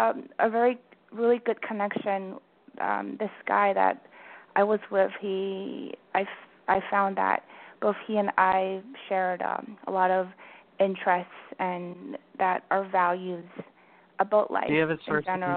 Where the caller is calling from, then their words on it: Vancouver, British Columbia, Canada; Hi, James. This is … from Vancouver. Thanks for taking my call.